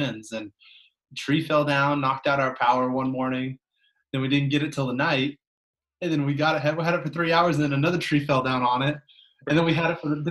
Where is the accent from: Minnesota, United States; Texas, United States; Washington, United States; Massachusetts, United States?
Washington, United States; Mercer Island; also born or lived in Detroit; I'm from Seattle. I grew up on Mercer Island.